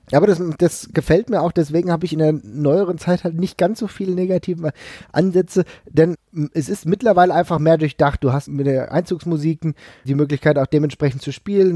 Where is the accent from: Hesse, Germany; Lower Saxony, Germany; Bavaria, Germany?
Hesse, Germany; Frankfurt; ich komme aus Frankfurt